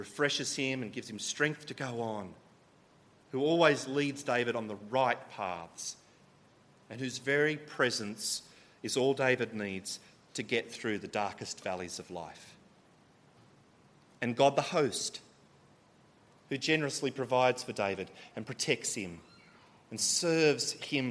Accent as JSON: {"language": "English", "country": "Australia", "said": "I'm from Australia, I'm here in Porto"}